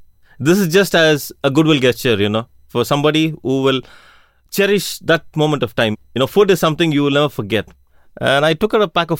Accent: India; I'm from India. I'm an engineer. I worked in the airport for about 15 years. I came to Israel to work as a metapel.

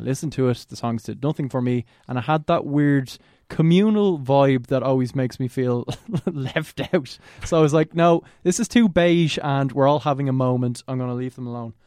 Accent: Ireland; we're Irish

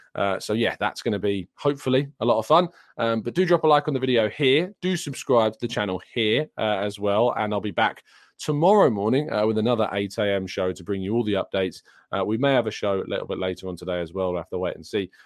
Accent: England, United Kingdom; I'm English myself

